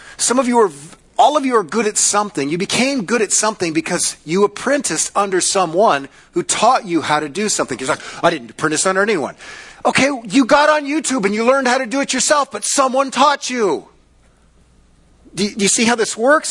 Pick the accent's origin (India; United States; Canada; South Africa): United States; as American Christians